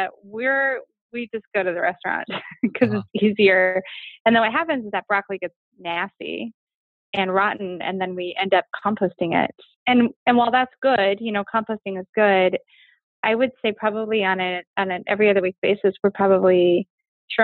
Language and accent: English; Fairbanks, Alaska, United States; I grew up in Fairbanks, Alaska. My mom went up to Alaska when I was tiny to work on the pipeline